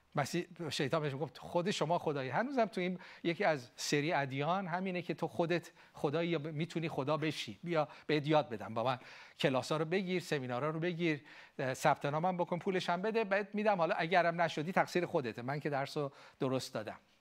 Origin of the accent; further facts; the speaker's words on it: Iran; ما ایرانی ها